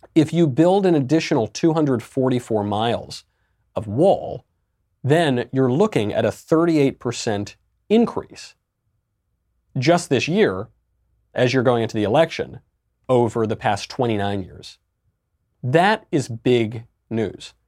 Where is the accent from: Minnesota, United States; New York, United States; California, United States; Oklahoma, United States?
New York, United States; I'm a New Yorker pretty much my whole life